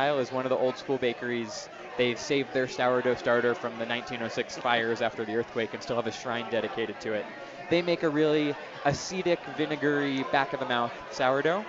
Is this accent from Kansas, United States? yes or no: no; San Francisco, California, United States; now in Denver, United States; where I grew up in San Francisco